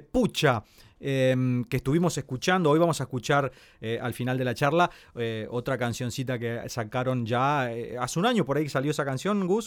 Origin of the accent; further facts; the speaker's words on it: Corrientes, Argentina; siendo correntino